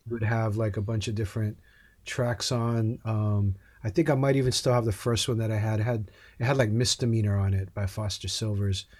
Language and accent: English; Hawaii, United States; I grew up in Hawaii.